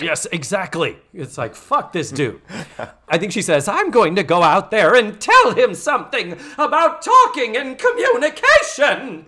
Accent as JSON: {"language": "English", "region": "New England", "country": "United States", "said": "I'm from New England, we never call them stories, that is such a Southern thing."}